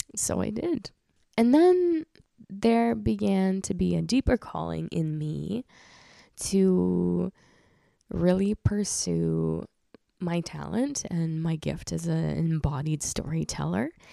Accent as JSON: {"language": "English", "region": "Krasnodar Krai", "country": "Russia", "tie": "born or raised there", "moved": "yes", "said": "I was born in the region called Krasnodar in Russia"}